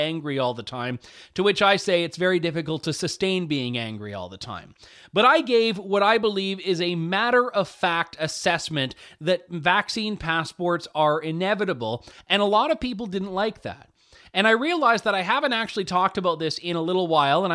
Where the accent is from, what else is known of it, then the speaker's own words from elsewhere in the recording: Canada; I'm a Canadian